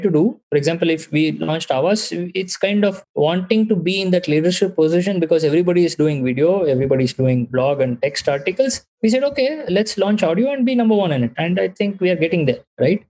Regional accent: Bangalore, Karnataka, India; I was born and raised in Bangalore

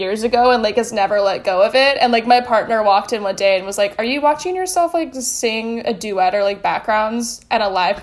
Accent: West Virginia, United States; I grew up in West Virginia in a pretty small city

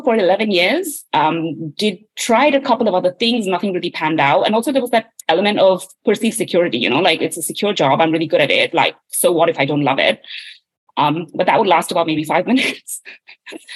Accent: India; moved away as an adult; now in London, United Kingdom; I was born and raised in India

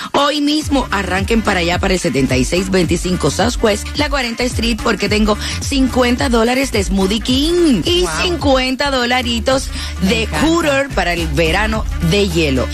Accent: Cuba; yo soy cubana

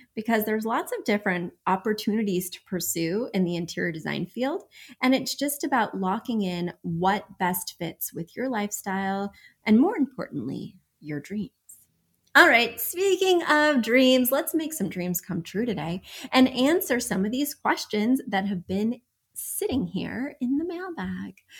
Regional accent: New York, United States; I'm from New York

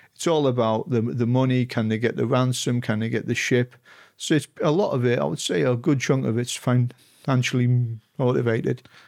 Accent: Stockton-on-Tees, North East England, United Kingdom; I grew up in Stocking on Tees in half east of England.

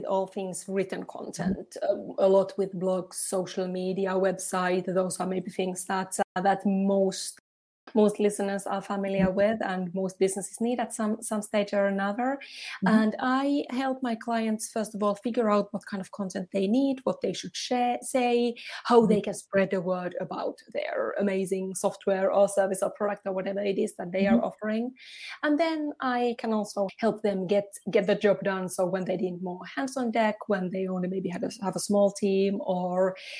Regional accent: Finland; now in Switzerland; Finland, in Northern Europe.

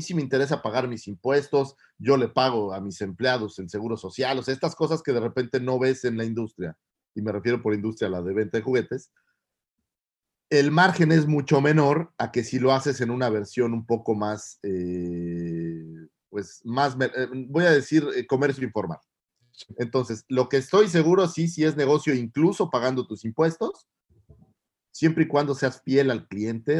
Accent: Naucalpan, State of Mexico, Mexico; Soy un chilango, como buen chilango

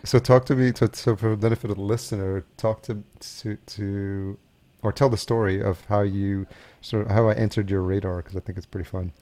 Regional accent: Yonkers, New York, United States; also born or lived in Los Angeles; now in Minnesota, United States; I grew up in Yonkers, New York, just outside the city, and, and that's Westchester County

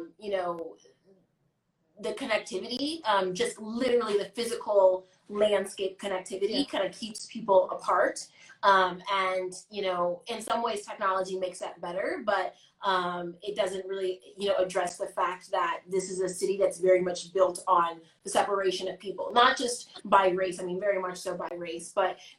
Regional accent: Chicago, Illinois, United States; I'm from the West Side

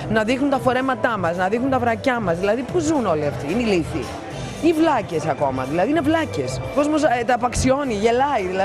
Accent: Greece; δεν ανέχομαι σαν Ελληνίδα, γιατί πάνω απ' όλα είναι η πατρίδα μου, να με δουλεύουν και να με περιπέζουν.

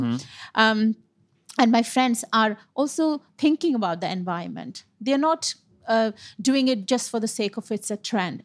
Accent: West Bengal, India; moved away as an adult; also born or lived in Punjab; now in United Kingdom; I'm born and brought up in Bengal as you know India is a is a huge country mm-hmm. um, um but my parents are from North India which is Punjab

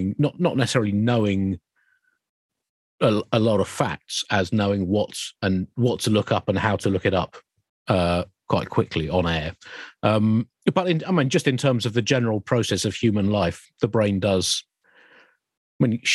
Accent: Kent, South East England, United Kingdom; I grew up in Kent

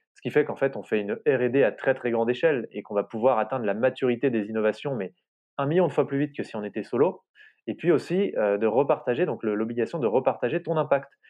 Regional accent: France; chez nous, en France

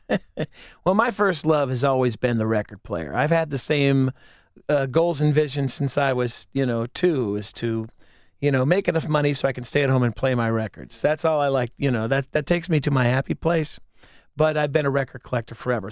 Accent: Whitehall, Ohio, United States; also born or lived in Clintonville, Columbus; I grew up in Whitehall

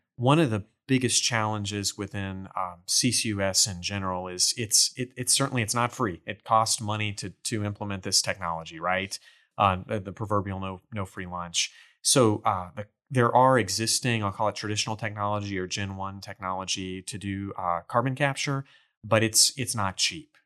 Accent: Port Neches, Texas, United States; I grew up in Port Neches over in Beaumont, Port Arthur in the Golden Triangle

